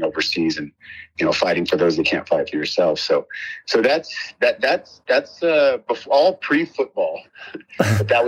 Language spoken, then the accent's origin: English; San Francisco Bay Area, California, United States; moved away as an adult; also born or lived in San Diego / Los Angeles; I grew up in the Bay Area, San Francisco Bay.